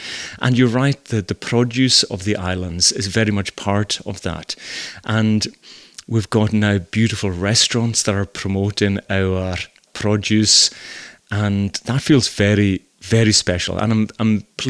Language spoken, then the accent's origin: English; Scotland, United Kingdom; accent: Hebridean; Even I remember moving to the mainland the first time and my accent is a wee bit different to the rest of Scotland and certainly Glasgow.